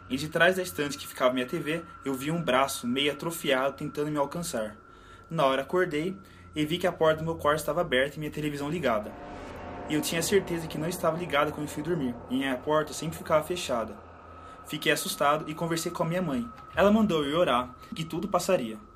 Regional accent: Belo Horizonte, Minas Gerais, Brazil; Tenho 23 anos e sou de BH, Minas Gerais.

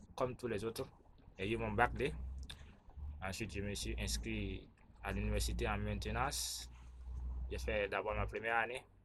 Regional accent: Burkina Faso; Je suis burkinabé

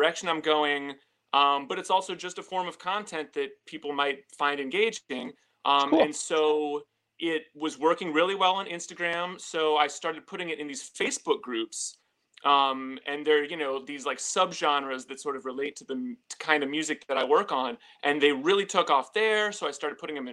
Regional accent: St. Louis, Missouri, United States; moved away as an adult; now in New York City, United States; I am originally from St. Louis

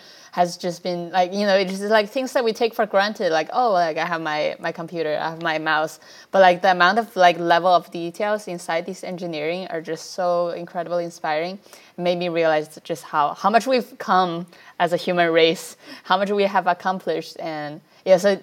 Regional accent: China; moved away; also born or lived in New York; I grew up in China

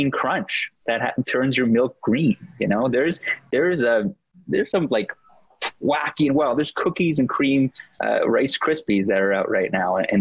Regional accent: Toronto, Ontario, Canada; growing up in Canada, firstly, in Toronto

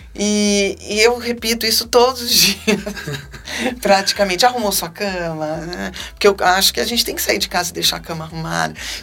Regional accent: Campinas, São Paulo, Brazil; also born or lived in Salvador, Bahia; a gente tinha acabado de vir morar em Campinas. Eu tinha seis anos, a gente vinha da Bahia

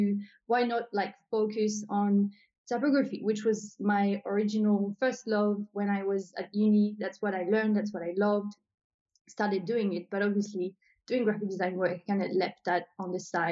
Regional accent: New Caledonia; moved away as an adult; now in Australia; So I'm originally from New Caledonia. So maybe I should say that because people probably can hear my accent and they're like, where is she from? So I was born in New Caledonia and I moved to Australia back in 2012.

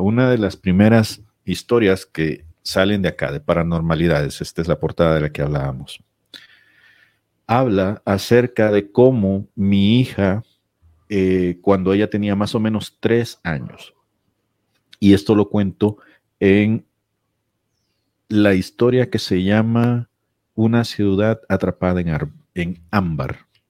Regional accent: San Salvador, El Salvador; moved away as an adult; also born or lived in El Paso, United States; now in Ciudad Juárez, Mexico; San Salvador sobre todo, que es de donde yo soy

